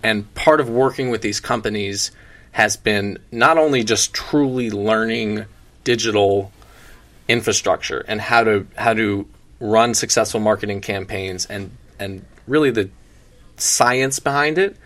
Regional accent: South Florida, United States; I'm born and raised in South Florida, born and raised at the beach basically every day.

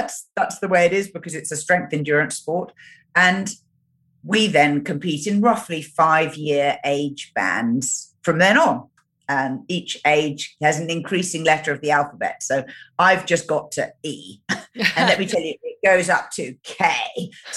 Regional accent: United Kingdom; moved away as an adult; now in New Zealand; I was born in Great Britain and I now live in New Zealand.

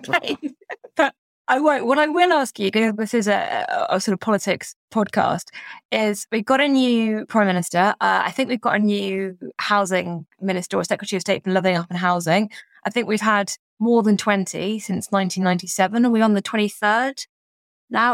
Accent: London, United Kingdom; where I grew up in Barnet in North London

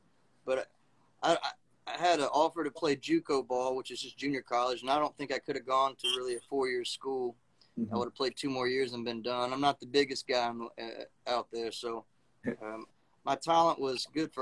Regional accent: Mississippi, United States; also born or lived in Missoula, Montana; now in Birmingham, United States; I'm from Mississippi originally

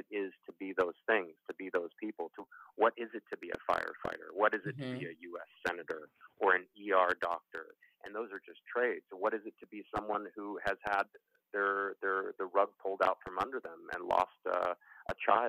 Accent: Los Angeles, California, United States; I'm from Los Angeles

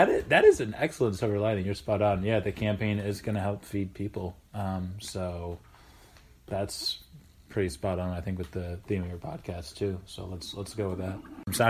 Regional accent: Minnesota, United States; I say flags because I'm from Minnesota, so there's kind of an AG, AYG thing kind of going on here.

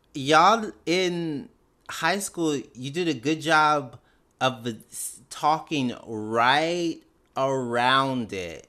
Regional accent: Canton, Mississippi, United States; I was born and raised in Canton, Mississippi, which is about nineteen miles north of Jackson

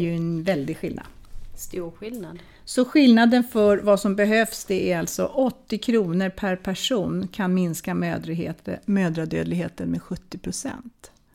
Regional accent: Sweden; also born or lived in Wales; Jag kommer från Sverige.

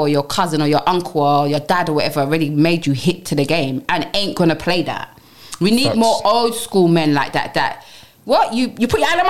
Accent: London, United Kingdom; I come from Brixton Hill, Tars Hill

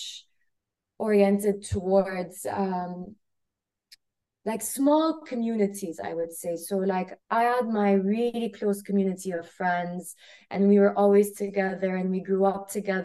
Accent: Kuwait; moved away as an adult; I grew up in Kuwait. I grew up in a very small country, you know, right underneath Iraq, Saudi, on the Arabian Gulf. And I lived there for 18 years.

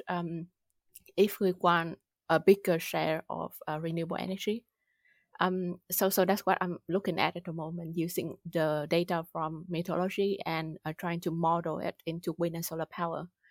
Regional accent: Vietnam; moved away as an adult; also born or lived in United Kingdom; now in Germany; I grew up in Vietnam, did my bachelor there

